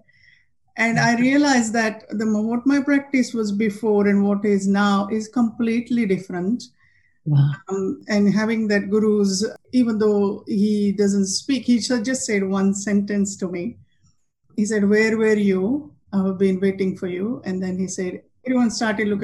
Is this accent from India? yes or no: yes; half an hour from Kopargaon, Maharashtra, India; moved away; My guru is in Kopargaon, just a half an hour from my hometown